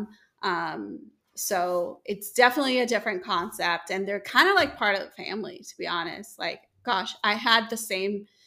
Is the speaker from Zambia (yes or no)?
no; Dominican Republic; moved away as an adult; also born or lived in Tampa, Florida / Greenville, South Carolina; now in Detroit, United States; I grew up in Dominican Republic, born and raised there until I was 18.